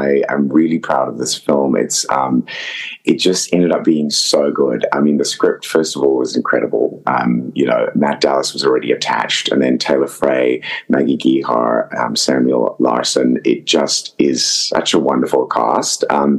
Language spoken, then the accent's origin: English; Zimbabwe; accent: mix of Zimbabwean, Australian and American; the first movie I've got to use my natural accent, which is a crazy kind of mix. It does sound quite English, according to some people, but it's, you know, it's a mixture of sort of Zimbabwean, Australian, and I guess a bit of American